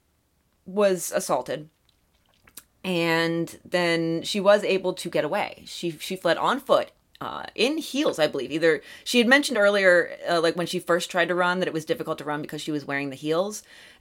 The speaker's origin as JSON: {"language": "English", "area": "near Allegheny National Forest", "region": "Pennsylvania", "country": "United States", "tie": "born or raised there", "moved": "yes", "said": "my hometown is basically in the woods. It's surrounded by a national forest"}